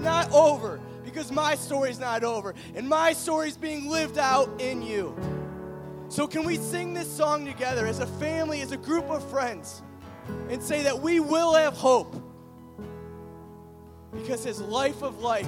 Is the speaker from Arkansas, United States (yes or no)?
no; Cleveland, Ohio, United States; now in Champaign, United States; I'm from Cleveland